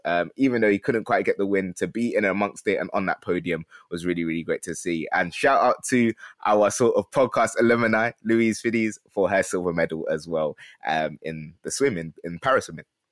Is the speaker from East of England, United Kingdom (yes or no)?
no; London, United Kingdom; We're both from Peckham